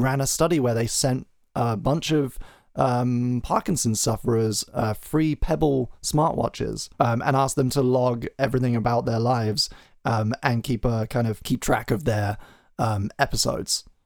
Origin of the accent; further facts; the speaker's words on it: United Kingdom; as a British citizen